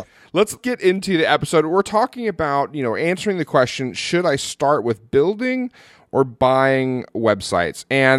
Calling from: Manila, Metro Manila, Philippines; Yeah, buddy, I'm calling in from Manila, Philippines.

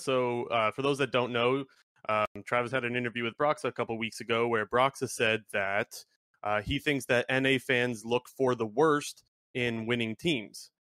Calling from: Sarnia, Ontario, Canada; Sarnia, Ontario.

